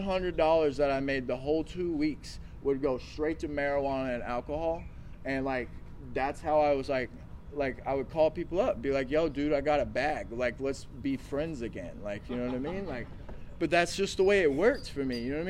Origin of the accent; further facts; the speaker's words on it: the Bible Belt, United States; So like growing up in the Bible Belt era, like I was saying, like drinking and drugging, like it really wasn't a thing, right?